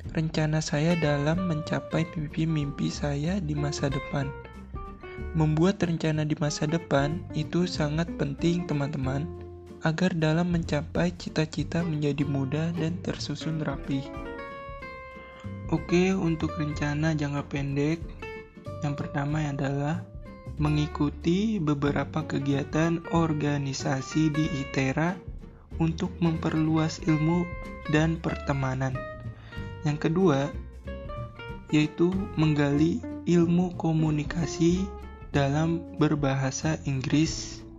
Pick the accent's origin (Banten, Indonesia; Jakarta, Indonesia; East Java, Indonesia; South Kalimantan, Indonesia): Jakarta, Indonesia; Saya dari kelompok 72 … dan saya dari Provinsi DKI Jakarta.